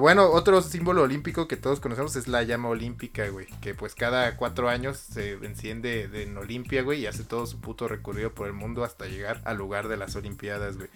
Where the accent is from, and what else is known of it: Mexico